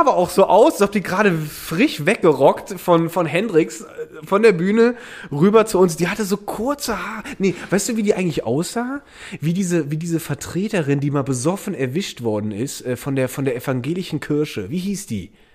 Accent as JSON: {"language": "German", "area": "Eifel", "region": "Rhineland-Palatinate", "country": "Germany", "tie": "born or raised there", "said": "in der Region, wo ich aufgewachsen bin, ist, ist eine Vulkanregion, äh, die Eifel"}